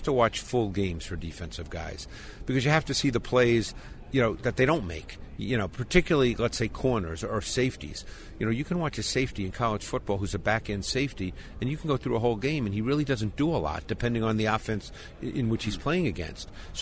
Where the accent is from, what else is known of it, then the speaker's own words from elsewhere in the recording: New York City, New York, United States; I grew up in Queens in New York